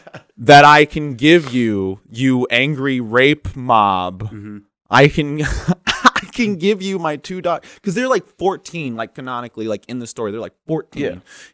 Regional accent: Lewistown, Missouri, United States; I grew up in a place called Lewistown, Missouri.

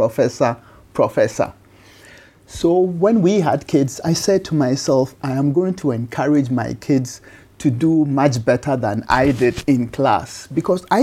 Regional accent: Kumasi, Ashanti, Ghana; moved away; also born or lived in United States; In Ghana, in Kumasi, in 1961

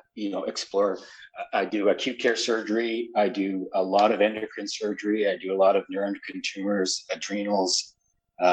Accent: Medicine Hat, Alberta, Canada; also born or lived in Montreal, Quebec; now in London, Canada; I grew up in a little town called Medicine Hat. It's in the southeast corner of Alberta

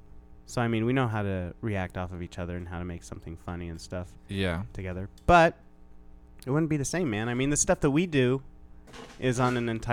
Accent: Nebraska, United States; accent: Nebraskan; my stark Nebraskan accent

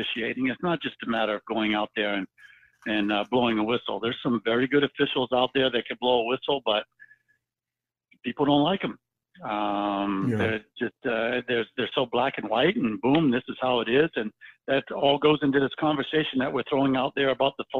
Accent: Virginia Beach, Virginia, United States; I grew up in Virginia Beach

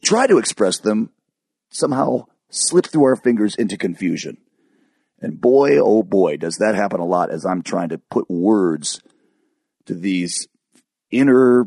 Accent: Michigan, United States; also born or lived in California; I moved to Michigan

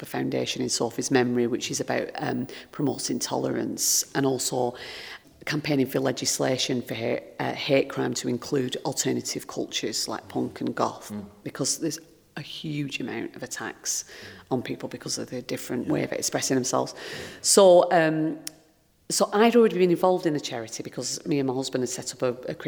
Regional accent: Lancashire, North West England, United Kingdom; where I grew up in Lancashire

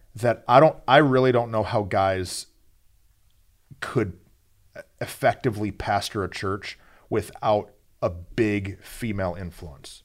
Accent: Flint, Michigan, United States; I'm from the murder mitten uh, Michigan. Yeah. And so Flint, Flint town

